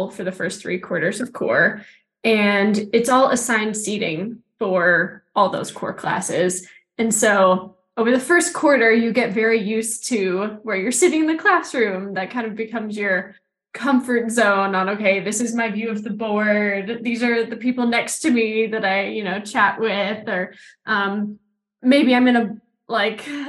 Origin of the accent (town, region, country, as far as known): Houston, Texas, United States; born or raised there; moved away as an adult; also born or lived in Salt Lake City, Utah